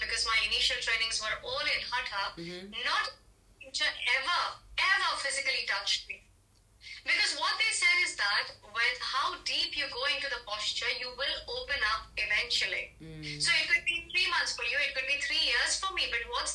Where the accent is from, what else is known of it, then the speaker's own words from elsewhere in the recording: India; I'm Indian